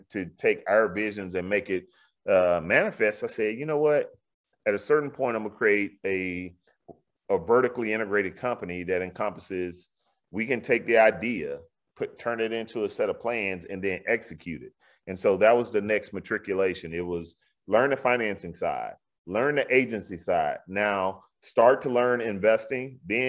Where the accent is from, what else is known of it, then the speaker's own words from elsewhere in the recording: the South, United States; you know, in Houston, you know, I'm from the South.